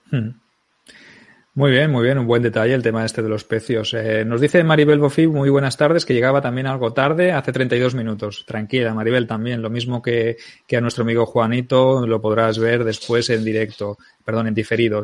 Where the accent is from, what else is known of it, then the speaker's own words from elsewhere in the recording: Barcelona, Catalonia, Spain; soy de Barcelona